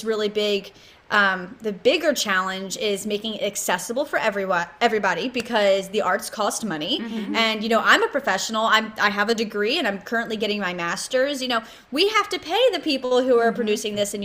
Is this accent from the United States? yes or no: yes; Bridgeton, New Jersey, United States; now in Coatesville, United States; my hometown of Bridgeton, New Jersey.